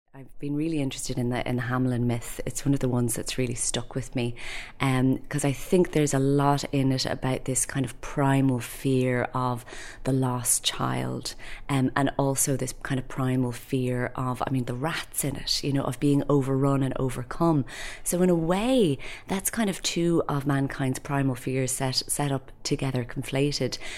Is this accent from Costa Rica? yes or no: no; Dublin, Leinster, Ireland; I'm a poet from Dublin